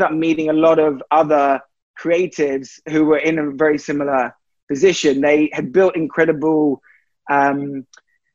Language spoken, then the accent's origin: English; London, United Kingdom; moved away as an adult; now in Los Angeles, United States; I'm originally from London.